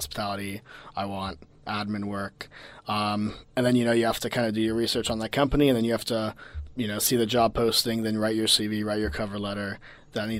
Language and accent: English; Miami, Florida, United States; moved away as an adult; now in Melbourne, Australia; I'm originally from America, Miami, Florida, to be specific